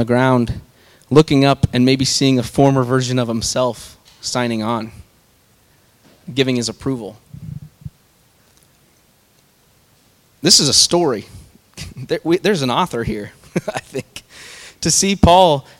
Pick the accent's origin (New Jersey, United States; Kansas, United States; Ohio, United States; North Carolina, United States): Kansas, United States; I'm from Kansas